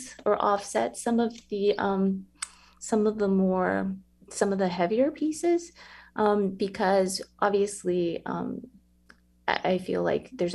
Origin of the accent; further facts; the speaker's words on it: San Antonio, Texas, United States; So I grew up in San Antonio, obviously, born and raised there